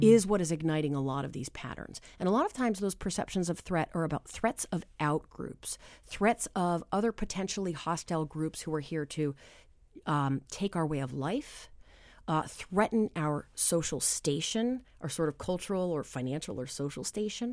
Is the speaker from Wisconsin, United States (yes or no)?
no; New Hampshire, United States; I am from New Hampshire